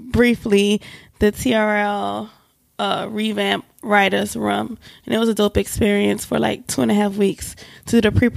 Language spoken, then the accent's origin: English; New Orleans, Louisiana, United States; moved away as an adult; also born or lived in Atlanta, Georgia; now in New York, United States; I'm from New Orleans. I've been in New York for 6 years now